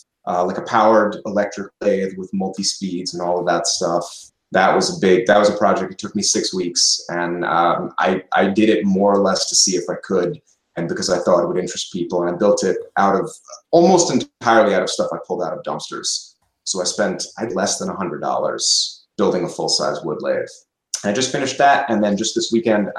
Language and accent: English; Connecticut, United States; also born or lived in Florida / Gainesville, Florida / California; now in Cleveland Heights, United States; I'm from Connecticut originally, then Florida.